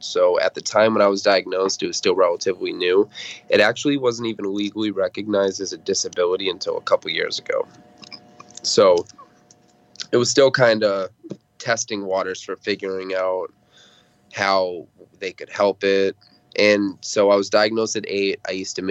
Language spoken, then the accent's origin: English; Lynn, Massachusetts, United States; I grew up in Lynn, Massachusetts, and I still live around the Boston area